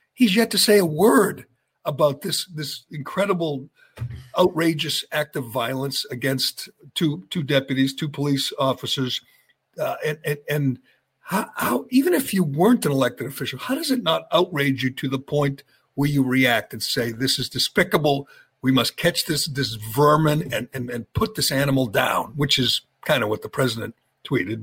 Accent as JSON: {"language": "English", "town": "Chelmsford", "region": "Massachusetts", "country": "United States", "tie": "born or raised there", "said": "my my hometown, my my area, my city, Chelmsford"}